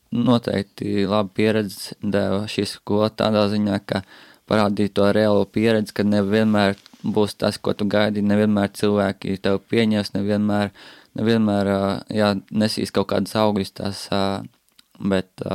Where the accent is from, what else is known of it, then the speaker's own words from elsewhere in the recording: Latvia; mēs paši visi esam latvieši